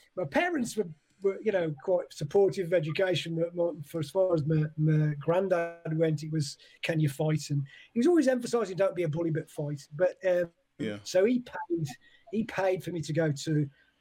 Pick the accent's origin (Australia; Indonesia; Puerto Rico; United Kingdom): United Kingdom; Hednesford, West Midlands; moved away as an adult; also born or lived in Wolverhampton / Birmingham; I was born in Wolverhampton, but yeah, I grew up in Hensford, which is next to Cannock.